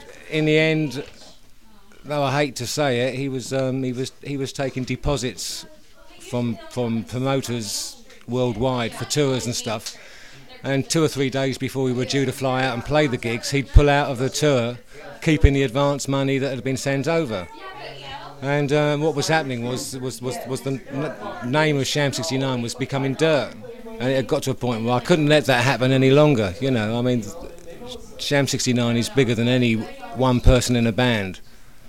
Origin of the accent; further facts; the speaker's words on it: Hersham, South East England, United Kingdom; also born or lived in Walton-on-Thames; I'm from originally from a place called Hersham